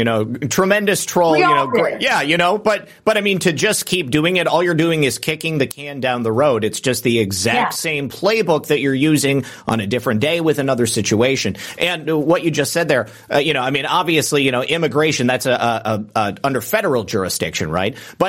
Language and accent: English; Michigan, United States; I remember growing up in the 90s and hearing the kind of advent of the idea of, you know, right wing militias at that time. I mean, they were really pushing that stuff, you know, the terrorists, the Michigan militia. I'm from Michigan, right?